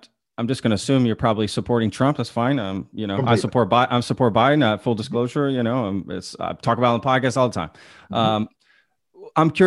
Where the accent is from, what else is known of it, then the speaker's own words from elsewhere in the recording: United States; as American people